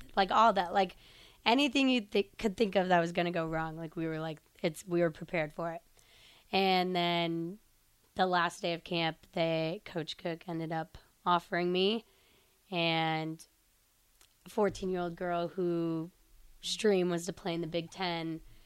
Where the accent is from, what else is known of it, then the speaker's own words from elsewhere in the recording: Sterling, Illinois, United States; moved away as an adult; now in Nebraska, United States; I'm from Sterling, Illinois, so it's mm-hmm. kind of a smaller town in Illinois